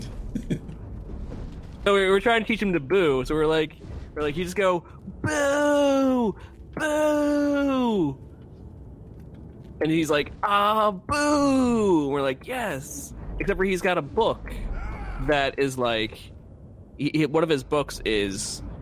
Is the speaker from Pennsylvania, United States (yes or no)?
yes; Philadelphia, Pennsylvania, United States; I'm from the Philadelphia area